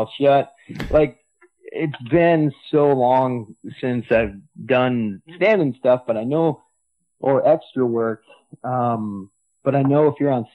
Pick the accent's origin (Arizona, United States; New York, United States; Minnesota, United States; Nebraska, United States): Minnesota, United States; Minneapolis; I grew up in Minneapolis